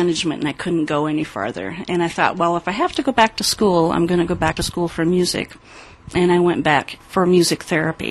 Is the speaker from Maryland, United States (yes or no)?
no; South Dakota, United States; moved away; I was born in South Dakota, and I was baptized Methodist. And then my parents moved